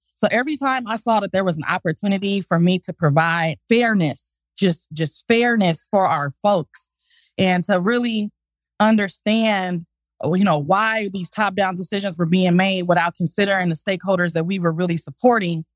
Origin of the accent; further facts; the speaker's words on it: Los Angeles, California, United States; moved away as an adult; now in Texas, United States; I'm from South Central